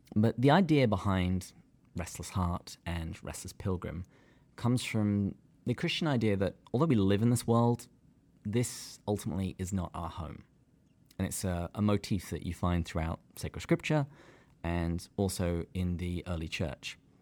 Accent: England, United Kingdom; moved away as an adult; now in San Diego, United States; I am from the great country of England

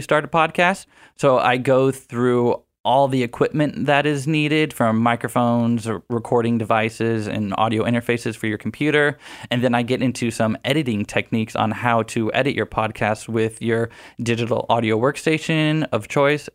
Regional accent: Houston, Texas, United States; moved away as an adult; also born or lived in San Marcos, Texas; now in San Diego, United States; I'm from Houston, Texas

